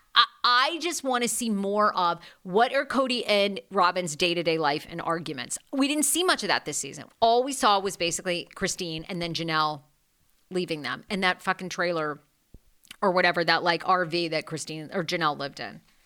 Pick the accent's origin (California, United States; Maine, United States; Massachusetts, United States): Maine, United States; I'm backwoods Maine